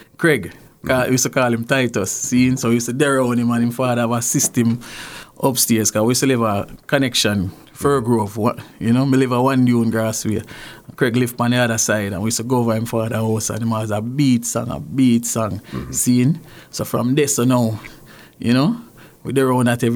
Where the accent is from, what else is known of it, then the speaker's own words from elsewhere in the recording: Jamaica; also born or lived in Clarendon, Jamaica; now in Canada; Well, Jamaica, grew up in St. Catherine, mm-hmm. and grew up in Clarendon